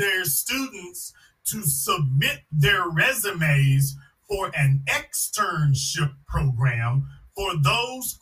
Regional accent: Louisiana, United States; I'm from Louisiana

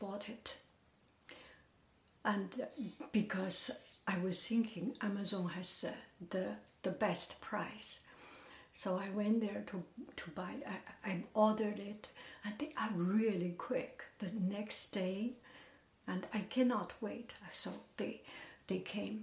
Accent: Beijing, China; moved away as an adult; now in United States; I am from Beijing

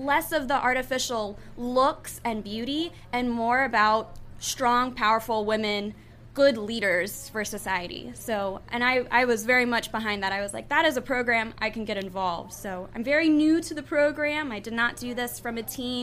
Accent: Coral Springs, Florida, United States; also born or lived in Tallahassee, Florida; I currently grew up in Coral Springs, Florida. My whole life is where I grew up in South Florida area competing and dancing

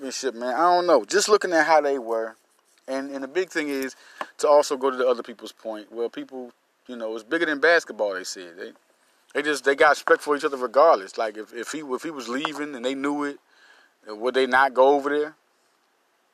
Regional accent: Philadelphia, Pennsylvania, United States; I'm from Philly

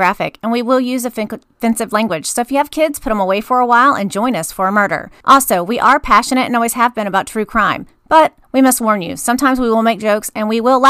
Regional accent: Honolulu, Hawaii, United States; born there; Yes. I was born in Honolulu.

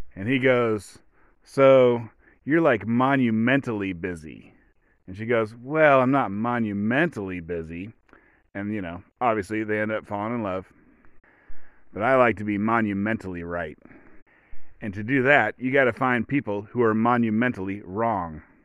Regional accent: Oregon, United States; I come from Oregon. I was raised by hippies without electricity.

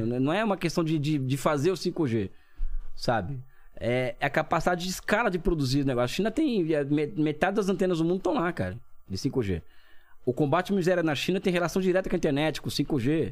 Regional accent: Brazil; sou brasileiro

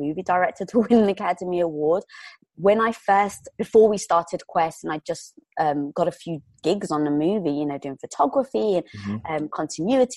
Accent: London, United Kingdom; moved away as an adult; now in Los Angeles, United States; Growing up in London

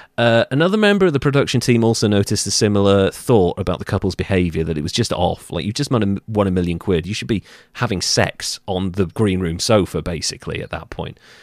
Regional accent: Wales, United Kingdom; I'm Welsh

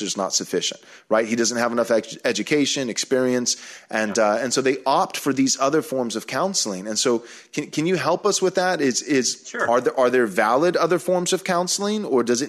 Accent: Bay City, Texas, United States; moved away as an adult; also born or lived in California; now in Austin, United States; I was raised in Bay City, Texas

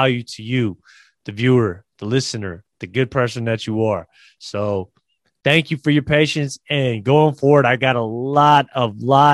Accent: Bay Area, California, United States; I am originally from the Bay Area. I love this place. My family, my friends are here

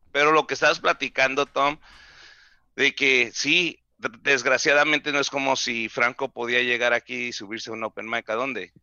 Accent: Mexicali, Baja California, Mexico; accent: pocho; Spanish is a second language; yo soy de Mexicali

